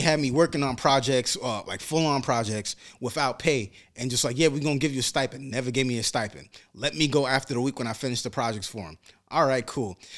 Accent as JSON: {"language": "English", "town": "New York City", "region": "New York", "country": "United States", "tie": "born or raised there", "said": "being a black man growing up in Brooklyn"}